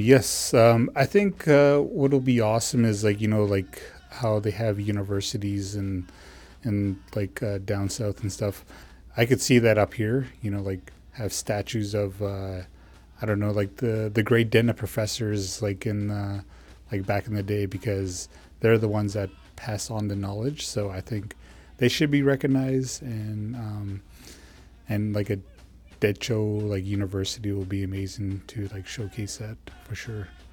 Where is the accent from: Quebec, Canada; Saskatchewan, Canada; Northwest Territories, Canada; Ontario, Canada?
Northwest Territories, Canada; Dehcho region; I'm a Dene from Tledique First Nations that is located in the Daychill region of the Northwest Territories